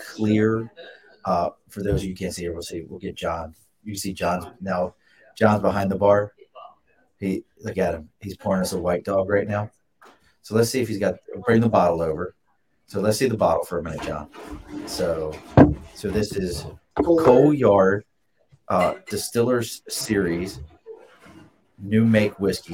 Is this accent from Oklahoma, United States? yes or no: no; Baltimore, Maryland, United States; now in Albany, United States; I'm not from here originally. I grew up in Baltimore